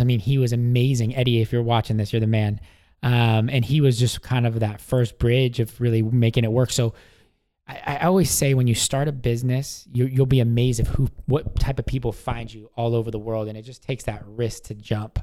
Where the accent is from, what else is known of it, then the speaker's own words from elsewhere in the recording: Washington, United States; moved away as an adult; also born or lived in San Diego, California; moved back home to uh, Washington State